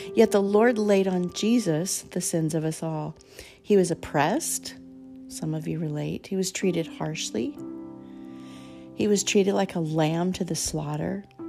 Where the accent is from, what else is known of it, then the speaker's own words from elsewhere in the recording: Colorado, United States; I grew up in Colorado